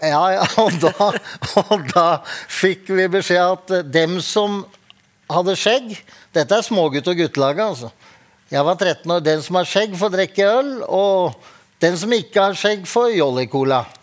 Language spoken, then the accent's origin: Norwegian; Drammen, Buskerud, Norway; Jeg er fra Åsia Drammen